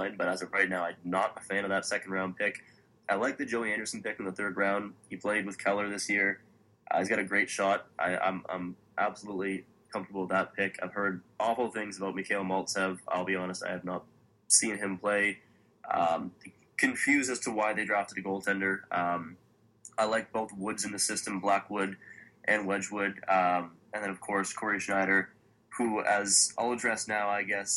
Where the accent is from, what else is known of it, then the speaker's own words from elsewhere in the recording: London, Ontario, Canada; I'm from London